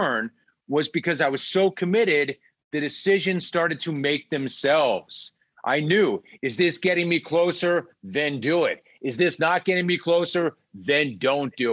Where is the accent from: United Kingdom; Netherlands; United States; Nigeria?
United States; Los Angeles, California; as a kid growing up in Los Angeles